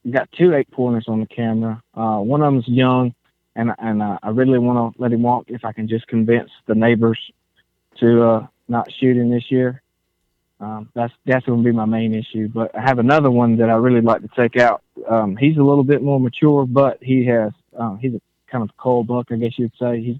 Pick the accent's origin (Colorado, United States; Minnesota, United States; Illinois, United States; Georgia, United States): Georgia, United States; Shiloh; I'm from Shiloh, Georgia, and oh. I was going to tell you, it's a very small little place on the map, and I don't have great service.